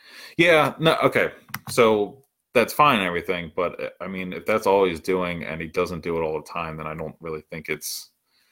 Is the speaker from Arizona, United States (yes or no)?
no; Maryland, United States; I grew up in Maryland